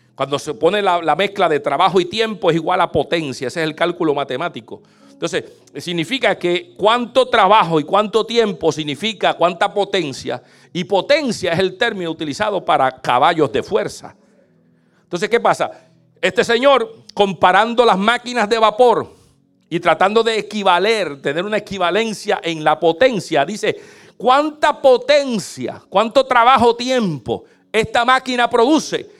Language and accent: Spanish; Puerto Rico; moved away as an adult; now in United States; yo vengo de Puerto Rico y en Puerto Rico era tener el carro más tumbado